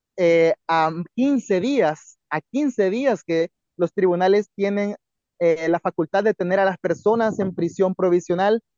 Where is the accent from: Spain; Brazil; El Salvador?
El Salvador; como salvadoreños